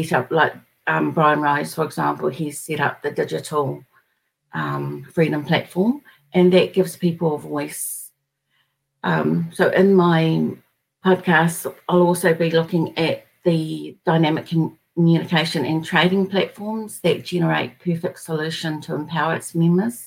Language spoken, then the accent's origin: English; New Zealand; I'm from New Zealand